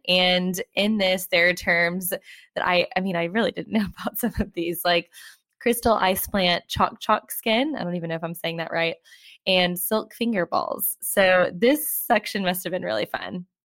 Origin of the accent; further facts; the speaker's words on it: United States; now in London, United Kingdom; I am American, you know, living in London